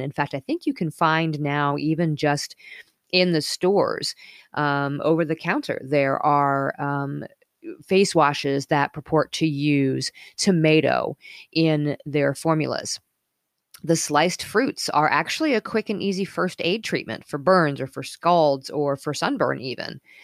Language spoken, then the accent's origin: English; Colorado, United States; moved away; also born or lived in Northern California / Midwest; I was growing up in Colorado